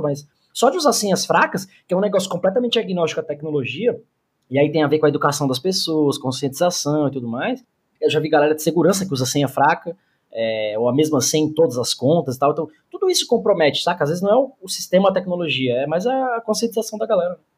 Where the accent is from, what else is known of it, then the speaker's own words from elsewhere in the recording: Mauá, São Paulo, Brazil; also born or lived in Santo André; eu não nasci em Mauá, mas me cresci, me cresci não, né? Cresci lá. Então eu conheço a quebrada ali